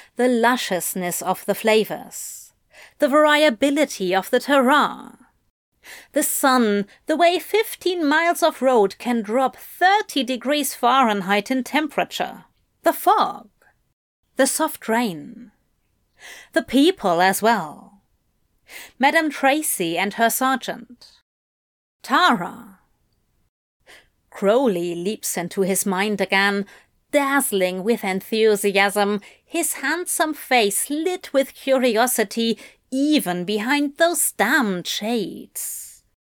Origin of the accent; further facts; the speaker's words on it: England, United Kingdom; moved away as an adult; I grew up near London